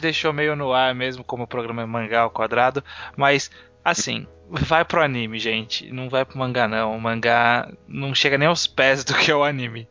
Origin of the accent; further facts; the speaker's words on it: interior of São Paulo, Brazil; Eu também sou do interior, não chega aqui. É, quer dizer, eu sou do interior de São Paulo